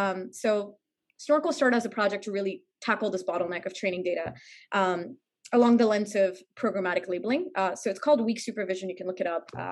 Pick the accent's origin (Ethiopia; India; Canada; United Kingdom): India; moved away as an adult; also born or lived in New York, United States; I'm originally from India. I was born and raised there.